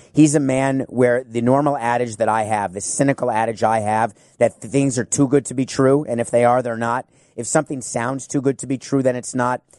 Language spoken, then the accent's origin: English; Miami, Florida, United States; my hometown team